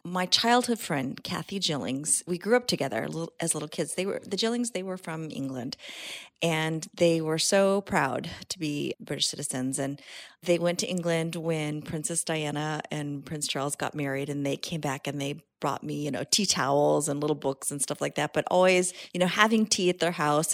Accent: San Jose, California, United States; now in Southern California, United States; I grew up in Northern California, uh, San Jose

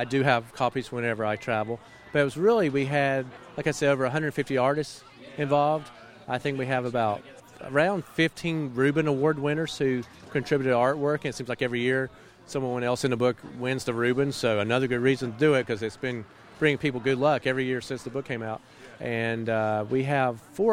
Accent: Asheville, North Carolina, United States; my hometown of Asheville, North Carolina

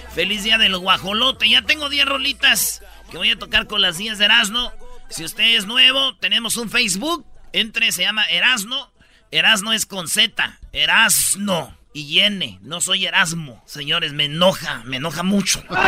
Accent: Jiquilpan, Michoacán, Mexico; moved away; En mi pueblo se hace un desfile grande, grande, donde yo desfilé mucho tiempo. Y cuando era un mocosillo desde la escuela

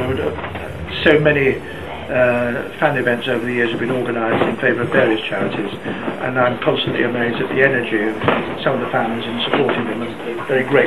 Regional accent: Manchester, North West England, United Kingdom; I come from Manchester, like him

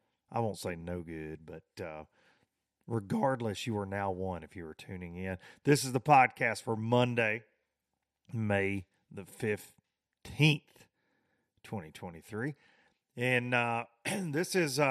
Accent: the South, United States; I was in a foreign land to me growing up in the South

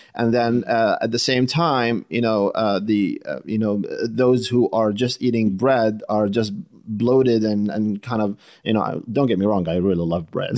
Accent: New Jersey, United States; I hail from Jersey

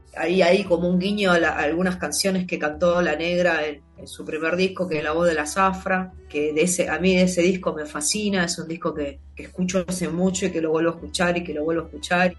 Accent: Buenos Aires Province, Argentina; yo nací en, yo soy, yo soy bonaerense, soy el conurbano bonaerense

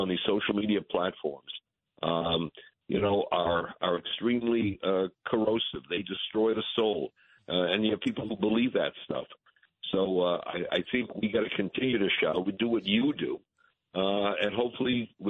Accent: New England, United States; I'm from New England.

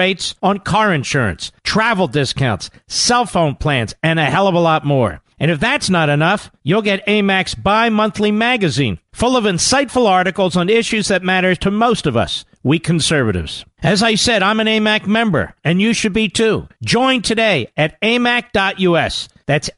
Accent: Philadelphia, Pennsylvania, United States; I grew up near North Philadelphia

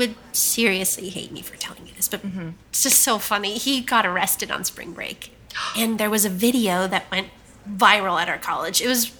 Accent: South Carolina, United States; I'm 32 years old and I'm from South Carolina.

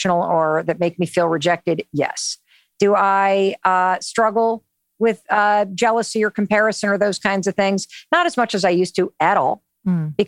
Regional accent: North Muskegon, Michigan, United States; I grew up in Western Michigan, North Muskegon

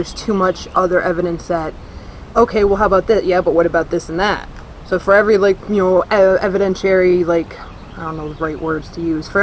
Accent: New York, United States; I'm from New York

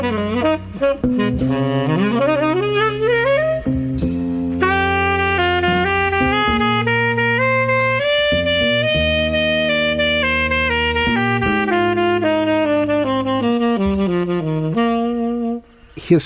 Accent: Berkeley, California, United States; I grew up in Berkeley, California

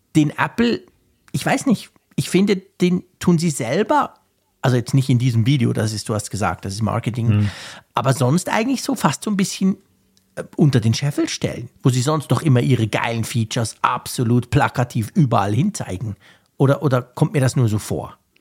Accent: Switzerland; als Schweizer

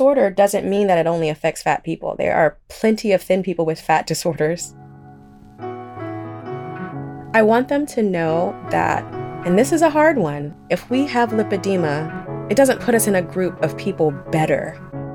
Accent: Oakland, California, United States; I'm from Oakland

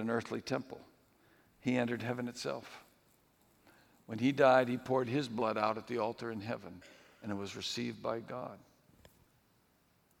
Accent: New England, United States; moved away; when I was growing up in New England, I never got out of New England

